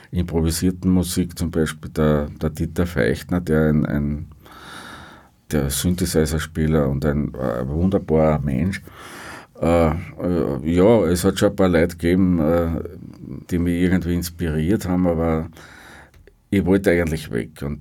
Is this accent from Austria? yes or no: yes; Upper Austria, Austria; weil ich gesagt habe, für mich ist äh, als Oberösterreicher ist Wien so ein bisschen wie damals Westberlin.